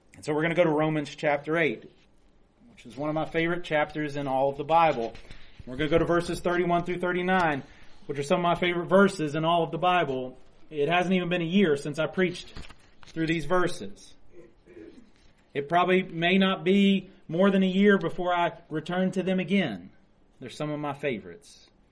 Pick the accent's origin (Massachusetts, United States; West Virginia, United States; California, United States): West Virginia, United States; So we're all from West Virginia